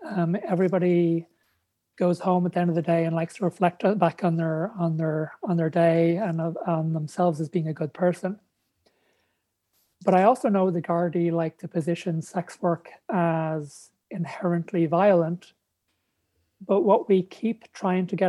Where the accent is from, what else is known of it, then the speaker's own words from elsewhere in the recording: Ireland; moved away as an adult; also born or lived in Texas; moving back to Ireland where I grew up.